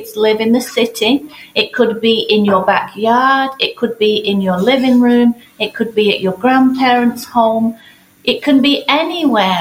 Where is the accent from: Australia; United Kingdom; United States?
United Kingdom; England; moved away; I grew up in England